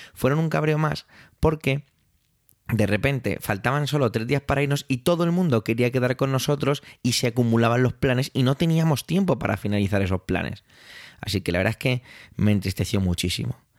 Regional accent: Spain; Yo como español

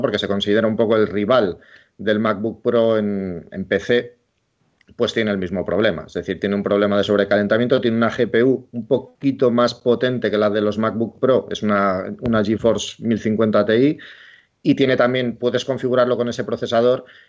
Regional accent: Bilbao, Basque Country, Spain; yo soy de Bilbao

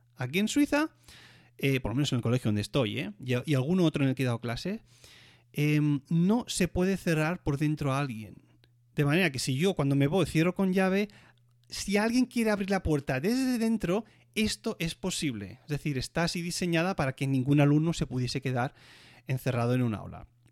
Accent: Catalonia, Spain; moved away as an adult; now in Switzerland; como decimos catalanes

